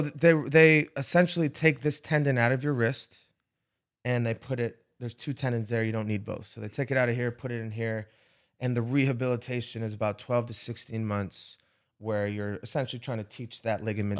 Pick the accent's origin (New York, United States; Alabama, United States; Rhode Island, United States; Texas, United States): Rhode Island, United States; I'm from Rhode Island, which is a small, very small hmm. place